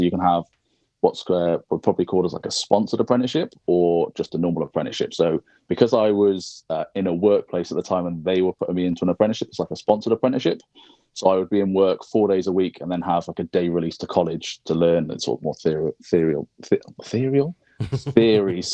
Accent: United Kingdom; now in near London, United Kingdom; I grew up in a small sort of village on the Welsh border

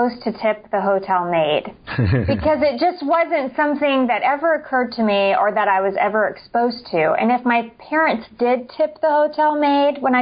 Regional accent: rural Indiana, United States; moved away; also born or lived in Washington, D.C. / Raleigh, North Carolina; I grew up in rural Indiana

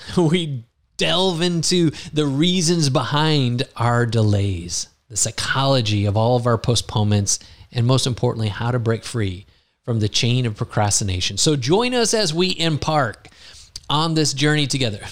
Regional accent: United States; moved away as an adult; now in Lisbon, Portugal; I grew up in the United States

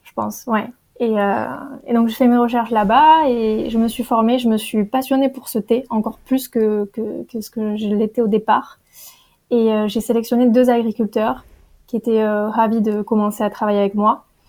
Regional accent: Perpignan, Occitania, France; j'ai grandi à Perpignan dans le sud

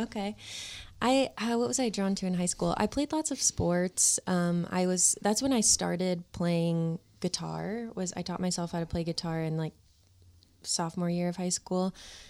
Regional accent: Lake Orion, Michigan, United States; Lake Orion, Michigan.

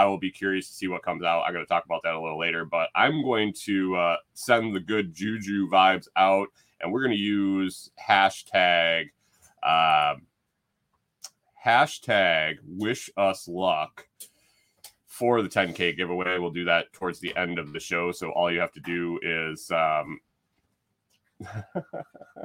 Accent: Minnesota, United States; moved away; also born or lived in Tennessee; we're from Minnesota

